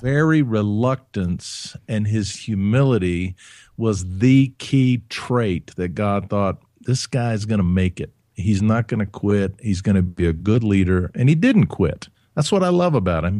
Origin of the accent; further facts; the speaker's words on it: Huntsville, Alabama, United States; I grew up in Alabama, in Huntsville